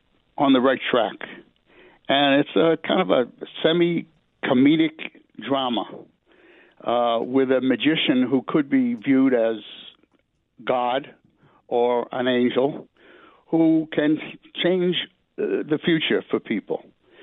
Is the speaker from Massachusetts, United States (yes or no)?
yes; Worcester, Massachusetts, United States; born there; now in New York, United States; I wasn't born here. I was born in Worcester, Massachusetts, which is a city right outside of Boston, or about 40 miles from Boston.